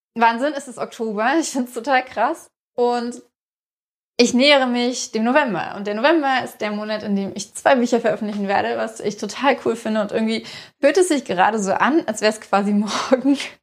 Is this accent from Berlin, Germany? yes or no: yes; Berlin, Germany; ich komme halt aus Ostberlin und da sagt man Viertel elf.